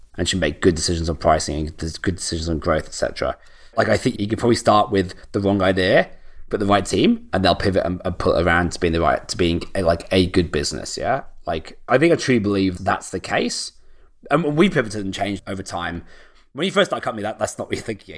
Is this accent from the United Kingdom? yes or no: yes; United Kingdom; moved away as an adult; I'm actually British, yeah? So, like, I live as far as possible as, like, away from my hometown as I could do on the other side of the world